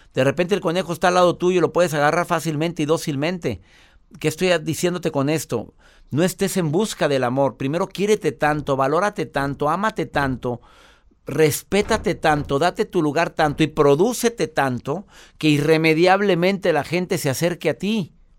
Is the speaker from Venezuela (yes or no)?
yes; Venezuela; now in Chicago, United States; le hablo desde Chicago, soy una mujer venezolana